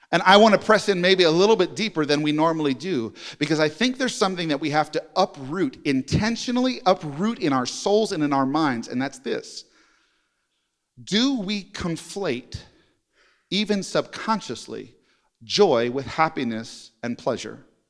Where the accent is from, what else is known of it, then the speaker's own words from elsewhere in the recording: New York, United States; now in Jenks, United States; I'm a New Yorker